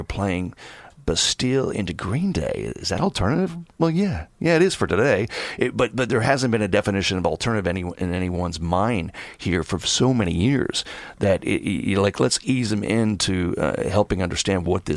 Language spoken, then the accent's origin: English; Philadelphia, Pennsylvania, United States; also born or lived in West Coast; now in New York City, United States; I'm from Philadelphia originally, so I'm an East Coast guy